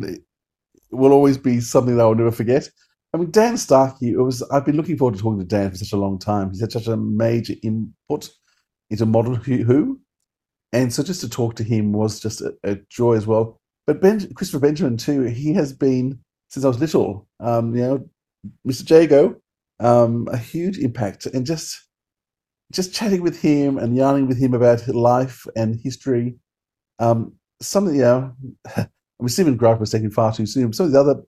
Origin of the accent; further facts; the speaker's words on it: Australia; as an Aussie